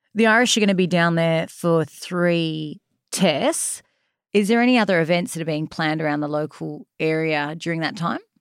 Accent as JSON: {"language": "English", "town": "Sydney", "region": "New South Wales", "country": "Australia", "tie": "born or raised there", "said": "born and bred eastern suburbs, uh, lived always around the eastern suburbs when living in Sydney"}